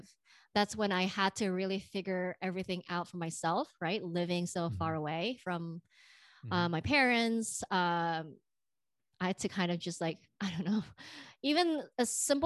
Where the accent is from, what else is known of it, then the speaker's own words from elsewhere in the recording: Indonesia; now in United States; You know, I'm from the Bay Area, but I'm originally from Indonesia.